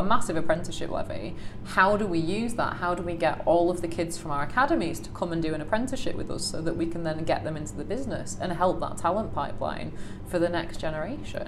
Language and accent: English; Salford, North West England, United Kingdom; I grew up in Salford